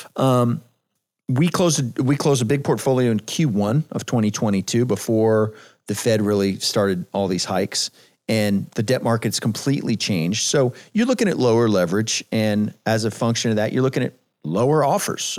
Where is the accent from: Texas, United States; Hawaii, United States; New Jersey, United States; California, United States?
Texas, United States; San Antonio; I was born and raised in San Antonio